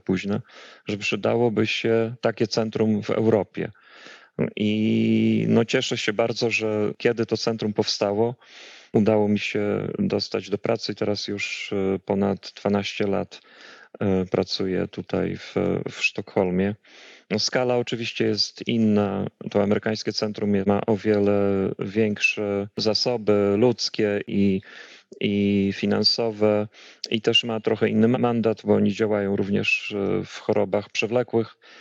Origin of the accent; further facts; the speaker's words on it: Białystok, Podlaskie Voivodeship, Poland; moved away as an adult; also born or lived in Atlanta, United States; now in Stockholm, Sweden; pochodzę z Białegostoku, y, ze ściany wschodniej, z Zielonych Płuc Polski i tam kończyłem, y, to jeszcze się nazywało Akademia Medyczna